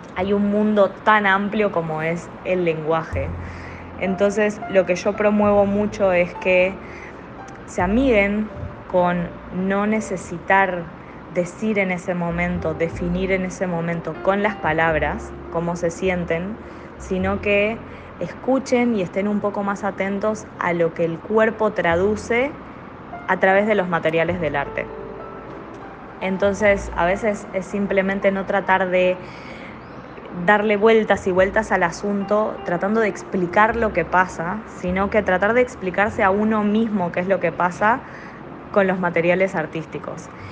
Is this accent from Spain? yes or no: no; Argentina; moved away as an adult; now in Panama; estoy acá en Panamá y vengo de Argentina